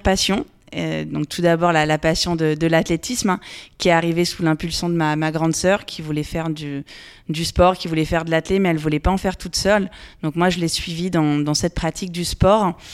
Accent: Loir-et-Cher, Centre-Val de Loire, France; je suis originaire du Loir-et-Cher. Donc j'ai grandi dans ce département, euh, j'y vis toujours

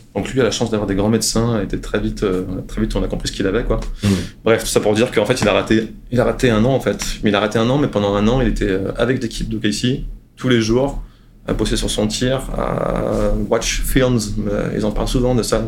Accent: France; now in San Antonio, United States; je suis français, que je suis ici

